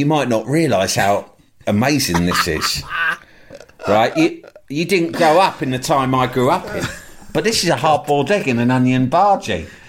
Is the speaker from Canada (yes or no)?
no; London, United Kingdom; I'm from the Big Smoke.